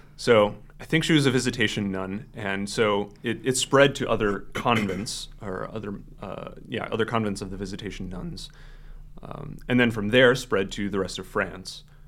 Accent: Fargo, North Dakota, United States; moved away as an adult; I grew up here in the Fargo area.

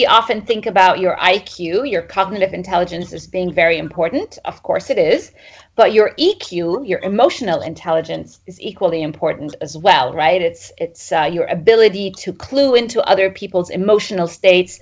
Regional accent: Egypt; moved away as an adult; also born or lived in Middle East / Cambridge, United Kingdom; I grew up in Egypt

